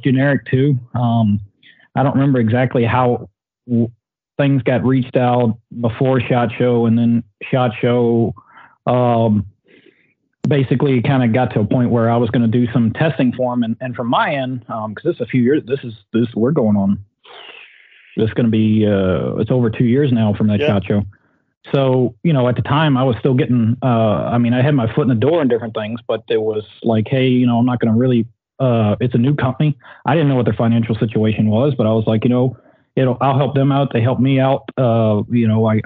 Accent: Southern Virginia, United States; I'm a redneck from Southern Virginia

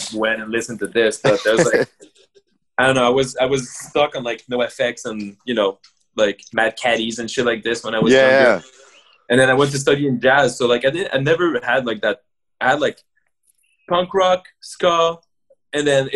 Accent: Montreal, Quebec, Canada; I grew up in the West Island too, of Montreal. So like, I grew up in like the English side of it too. So like, for me as a French dude

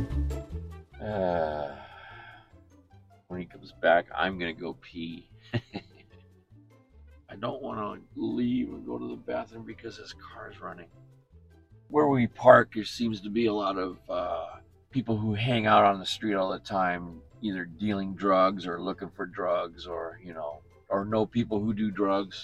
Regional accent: Michigan, United States; I grew up in Michigan

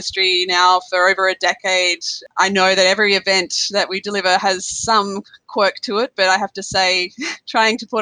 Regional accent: South Australia, Australia; accent: Australian; also born or lived in New Zealand; you can probably tell from my accent, I am Australian

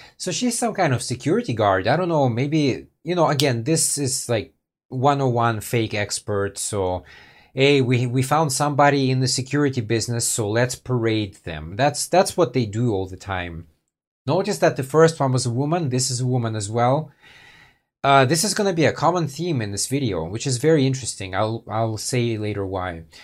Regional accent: United States; I was born in the States too

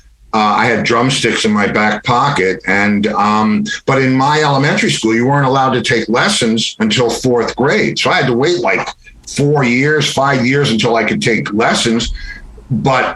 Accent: White Plains, New York, United States; moved away as an adult; now in Florida, United States; In White Plains, New York, in a garden apartment

